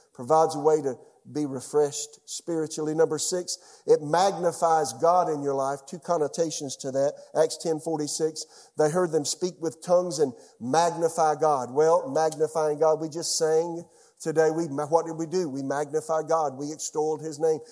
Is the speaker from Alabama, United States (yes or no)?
no; Florence, South Carolina, United States; now in Raleigh, United States; my hometown, Florence, South Carolina